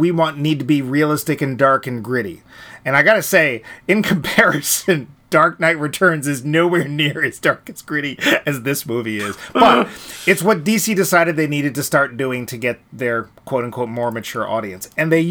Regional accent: Ireland; And I'm Irish, and you're not.

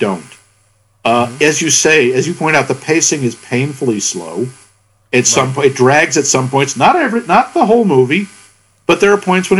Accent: United States

